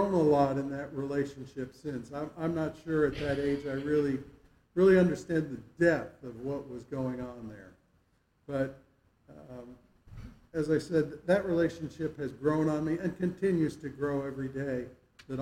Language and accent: English; Stamford, Connecticut, United States; moved away; I was born in Stamford, Connecticut, but lived in a small town just adjacent to it